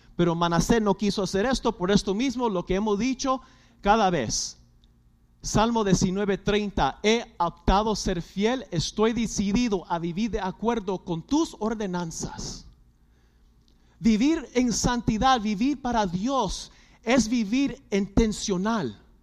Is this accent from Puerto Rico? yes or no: yes; Puerto Rico; somos boricuas